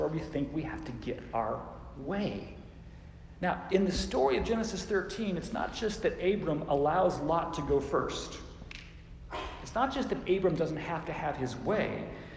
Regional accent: Phoenix, Arizona, United States; When I was a kid growing up in Phoenix

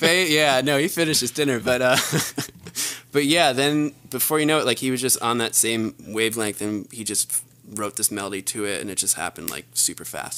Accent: New Jersey, United States; moved away as an adult; now in Los Angeles, United States; I'm from the East Coast, New Jersey

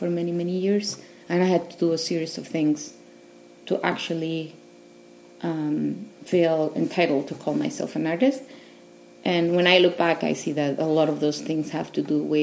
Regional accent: Mexico City, Mexico; moved away as an adult; also born or lived in Northwest, United States; now in United States; I'm originally from Mexico City, and I've been living in the States for the last, I don't know, maybe 14 years, 15.

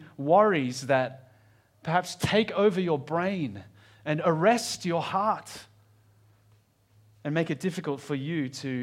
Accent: Australia; I don't really know how you'd pronounce that as an Australian.

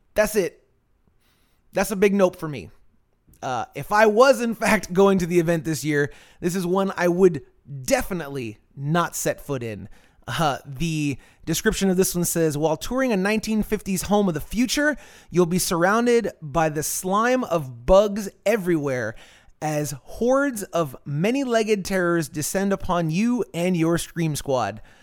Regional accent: Florida, United States; when I was a kid in the 90s, growing up in Florida, I'm of Cuban heritage.

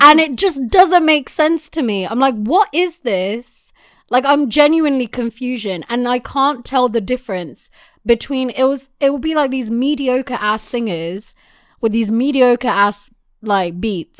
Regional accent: United Kingdom; I am British

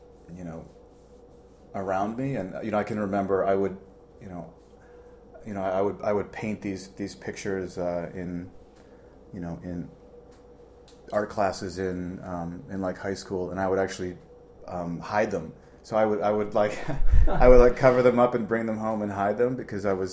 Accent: Ohio, United States; also born or lived in Santa Barbara, California; now in Chicago, United States; I didn't have the greatest childhood growing up in Ohio

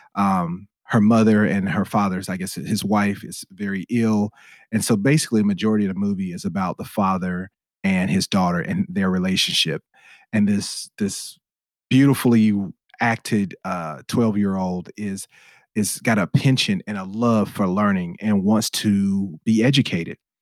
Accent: United States; I'm an American

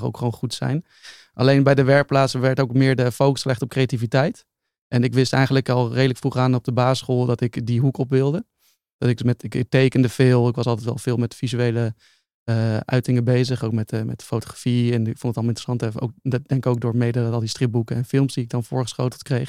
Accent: Utrecht, Netherlands; ik ben opgegroeid in Utrecht

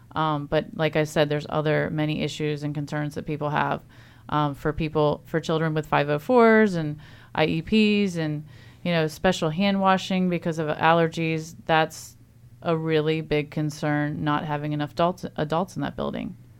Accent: Eastern Shore of Maryland, United States; now in Frederick County, Maryland, United States; I grew up on the Eastern Shore

